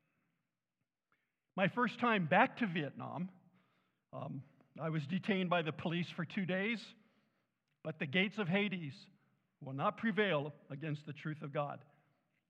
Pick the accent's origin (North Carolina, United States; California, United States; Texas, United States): California, United States; Southern; I was born and raised in the South, Southern California.